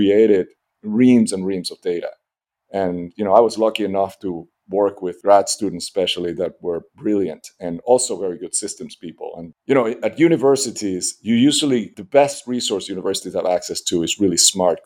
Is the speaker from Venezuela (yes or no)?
yes; Caracas, Capital District, Venezuela; moved away; I grew up in Venezuela. I grew up in Caracas.